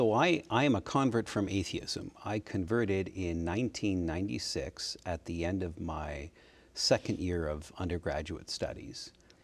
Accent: Kitchener, Ontario, Canada; I was born in Kitchener, Ontario. Kitchener is a city just south of Toronto in Canada.

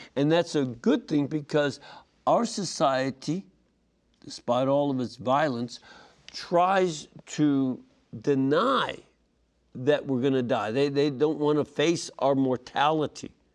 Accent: Lebanon; moved away; I am from Lebanon

